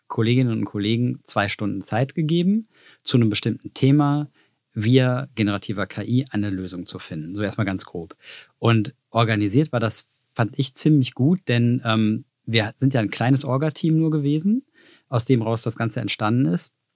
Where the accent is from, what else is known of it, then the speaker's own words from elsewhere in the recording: Cologne, North Rhine-Westphalia, Germany; wie ein guter Rheinländer, ich bin aus Köln